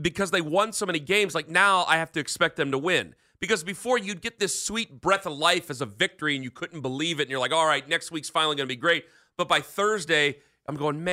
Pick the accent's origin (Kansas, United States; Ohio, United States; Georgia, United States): Ohio, United States; Canton; I'm from Canton.